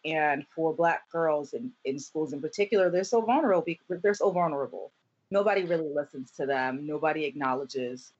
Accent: Camden, New Jersey, United States; my four years of high school growing up in Camden, New Jersey

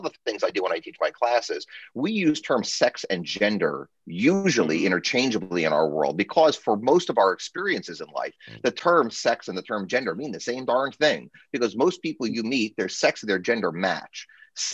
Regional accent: New Jersey, United States; I'm a lawyer from New Jersey.

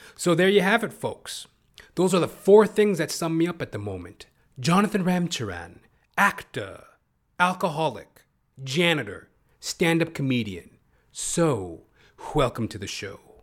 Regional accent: Toronto, Ontario, Canada; I'm hailing out of Toronto, Canada. You know, I am a Canadian

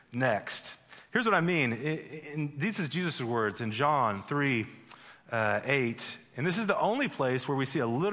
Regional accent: Midwest, United States; moved away as an adult; also born or lived in Missouri / Las Vegas; My wife, Tiffany, and I, we grew up in the Midwest

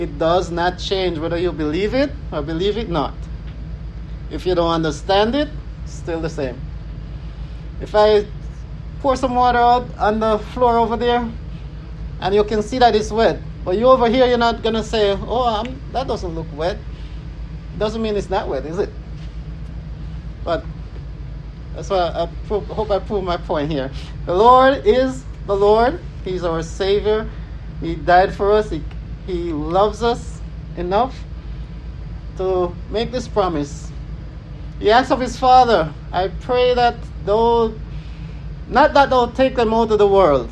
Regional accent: Jamaica; I'm Jamaican.

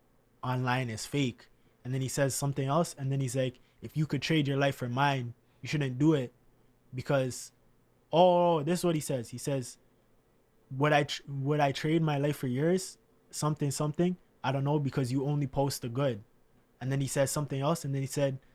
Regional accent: Canada; a Canadian kid

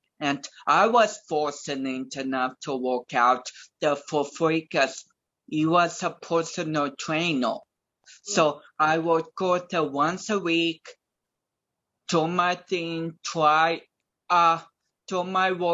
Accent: Eugene, Oregon, United States; also born or lived in Portland, Oregon; my middle school, Kennedy Middle School in Eugene

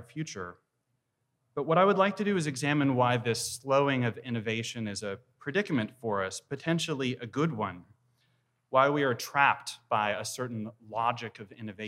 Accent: Texas, United States; I'm from Texas

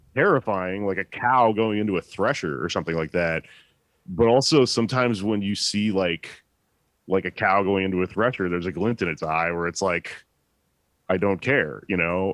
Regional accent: Texas, United States; I'm from Texas

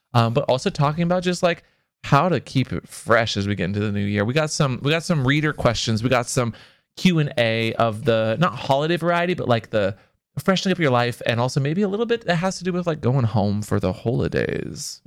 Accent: Seattle, Washington, United States; because I grew up in Seattle

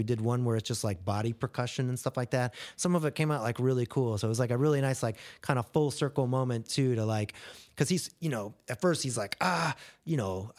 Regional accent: Ohio, United States; I grew up in Ohio, and so there were a handful of mini ramps and things like that. And there's a really amazing skate culture there, even back in the day when I was doing it.

